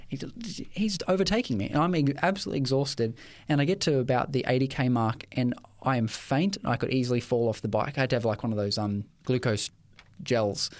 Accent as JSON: {"language": "English", "town": "Ipswich", "region": "Queensland", "country": "Australia", "tie": "born or raised there", "said": "I grew up in Ipswich"}